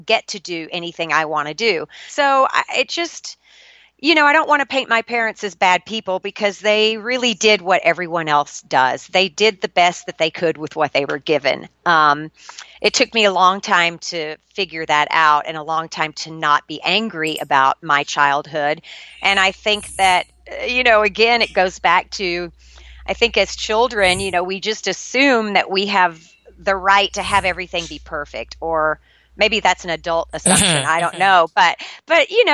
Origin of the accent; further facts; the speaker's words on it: Shreveport, Louisiana, United States; I was born and raised in Shreveport, Louisiana